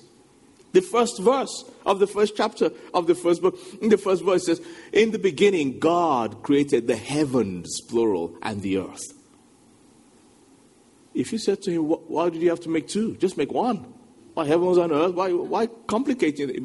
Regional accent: Nigeria; moved away as an adult; now in England; I'm a Nigerian. When I went from Nigeria to England, going back a couple of decades now

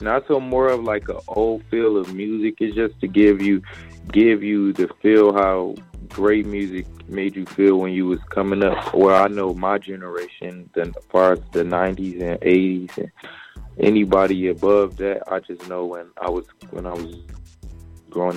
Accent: Atlanta, Georgia, United States; also born or lived in Detroit, Michigan; I was born in Detroit, but I was raised in Atlanta

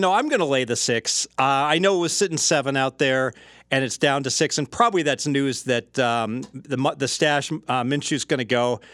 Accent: Cincinnati, Ohio, United States; I'm from Cincinnati

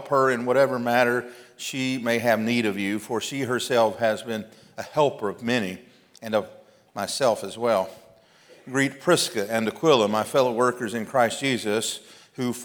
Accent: Mississippi, United States; I'm from Mississippi

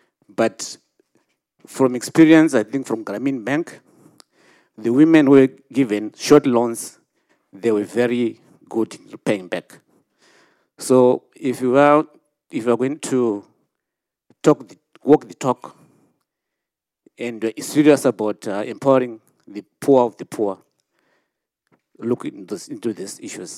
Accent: Zimbabwe; born or raised there

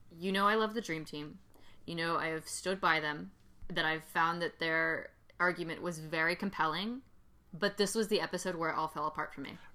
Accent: Georgia, United States; I grew up in Georgia.

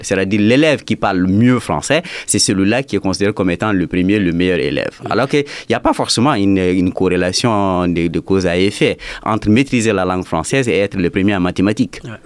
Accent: Douentza, Mopti, Mali; je suis de Douanza, je parle Dogon, je parle Peul

